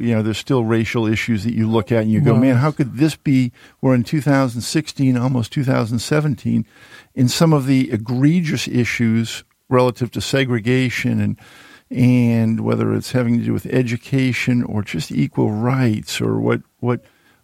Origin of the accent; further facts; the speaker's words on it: Needham, Massachusetts, United States; I grew up outside of Boston when we went through busing